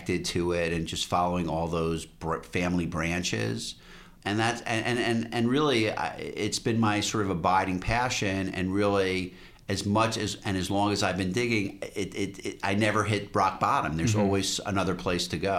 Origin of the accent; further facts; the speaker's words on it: New York, United States; in New York when I was growing up